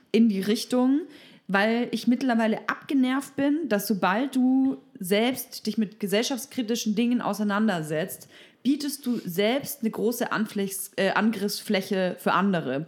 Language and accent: German; Bavaria, Germany; now in Berlin, Germany; Ich komme aus Bayern